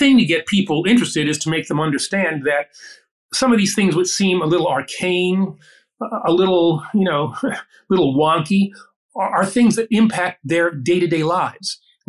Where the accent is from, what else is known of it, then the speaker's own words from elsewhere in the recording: New York, United States; I'm from New York.